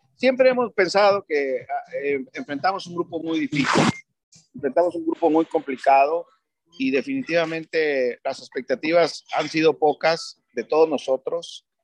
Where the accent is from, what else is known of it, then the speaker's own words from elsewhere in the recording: Mexico; como mexicano